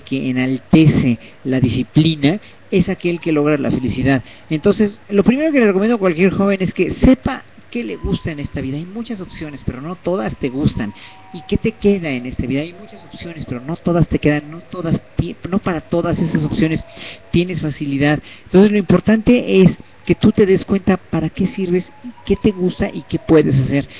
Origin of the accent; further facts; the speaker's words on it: Mexico; soy mexicano, soy gay, soy clase mediero